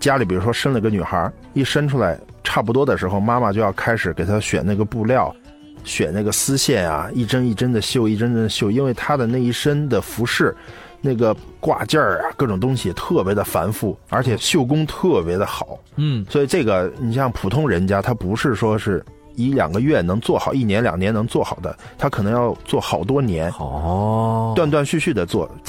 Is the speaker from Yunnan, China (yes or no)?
yes; Shiping, Yunnan, China; 且它基本上全部集中于红河州的石屏县，就是我的老家。嗯，刚才说红河州我的老家，实际是石屏。